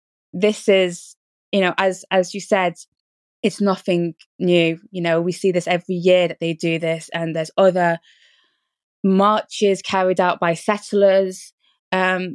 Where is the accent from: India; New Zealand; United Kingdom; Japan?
United Kingdom; I was born in Britain